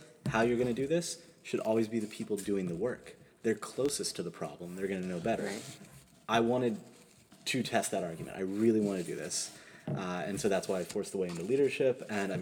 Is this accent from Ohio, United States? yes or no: yes; Cincinnati, Ohio, United States; I'm from Cincinnati